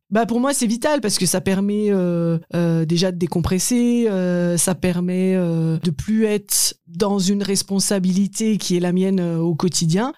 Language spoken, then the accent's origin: French; Haut-Rhin, Grand Est, France; also born or lived in Strasbourg; j'ai grandi dans, dans le Haut-Rhin